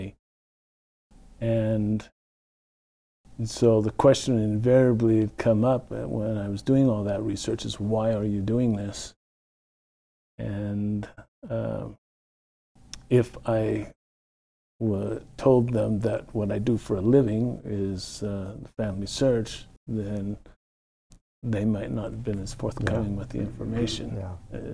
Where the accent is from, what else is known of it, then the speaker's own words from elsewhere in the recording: Tonopah, Nevada, United States; Darcy and I grew up together in Tonopah, Nevada